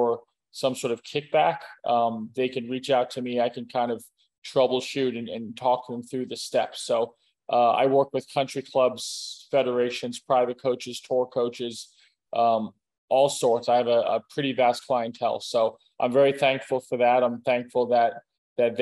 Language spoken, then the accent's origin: English; Clearwater, Florida, United States; now in Boca Raton, United States; I grew up on the west coast of Florida. I was born in Clearwater, raised in the Tampa Bay area